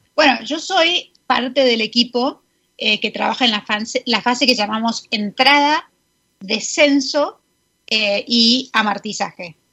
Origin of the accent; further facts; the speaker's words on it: Buenos Aires, Argentina; moved away as an adult; also born or lived in New Jersey, United States; now in United States; yo soy porteña, eh, crecí allá toda la vida y me vine a Estados Unidos a, eh, empezar la carrera